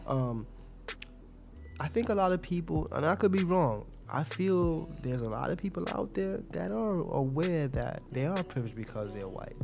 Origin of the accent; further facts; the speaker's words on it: New York City, New York, United States; I'm a New Yorker. I've been living here for what the last what twenty something years of my life